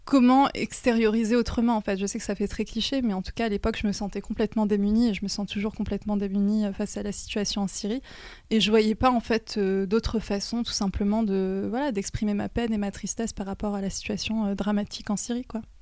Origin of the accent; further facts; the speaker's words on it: Normandy, France; pour parler de mon enfance en Normandie. en fait, c'était un cadre vraiment euh, idéal dans la mesure où c'est la nature, il y a la mer, euh, c'est une petite ville, c'est beaucoup plus apaisant que, que je pense que la région parisienne.